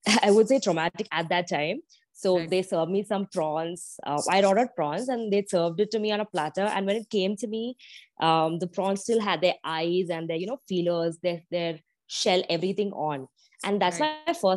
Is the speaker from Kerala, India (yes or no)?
yes; Kochi, Kerala, India; I'm from Cochin